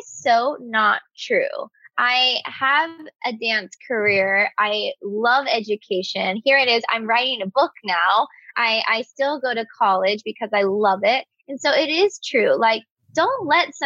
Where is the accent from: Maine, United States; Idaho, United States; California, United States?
California, United States; Bakersfield; I'm from Bakersfield, California